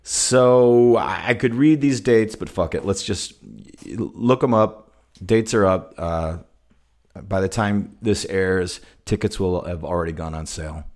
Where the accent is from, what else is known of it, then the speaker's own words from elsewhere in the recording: Zion, Illinois, United States; growing up in Zion, we had great fucking pizza